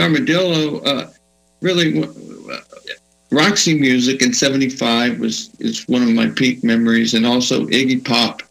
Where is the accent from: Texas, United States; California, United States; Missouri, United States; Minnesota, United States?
Texas, United States; Johnson City; also born or lived in Fredericksburg, Texas; now in Austin, United States; I grew up in Johnson City, Texas.